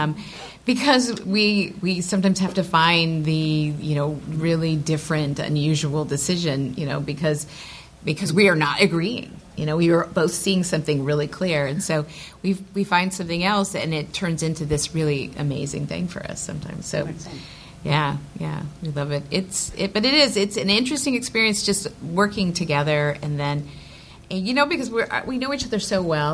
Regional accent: Texas, United States; now in Los Angeles, United States; I'm from Texas

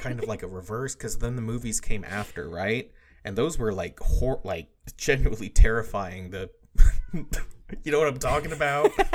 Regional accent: United States; we're American

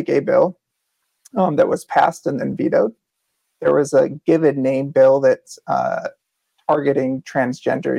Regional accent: Westchester, New York, United States; moved away as an adult; also born or lived in New Orleans, Louisiana / Colorado; now in Long Island, United States; I grew up in Westchester, New York

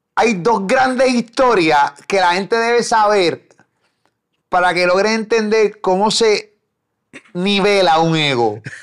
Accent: Carolina, Puerto Rico; me crié en Carolina

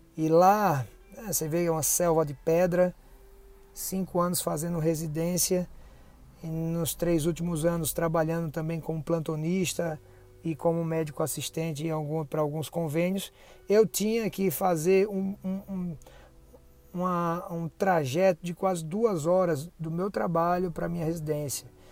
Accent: Aracaju, Sergipe, Brazil; also born or lived in São Paulo; foi a volta é, para minha terra, né, em Aracaju, depois da especialidade em São Paulo

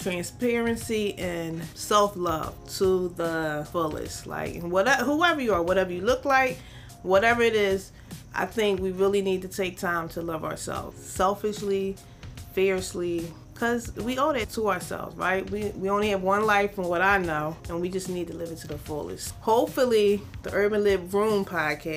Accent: Philadelphia, Pennsylvania, United States; I'm from South Philly, but I've been in North Philly for a minute now. I went to school in Philly

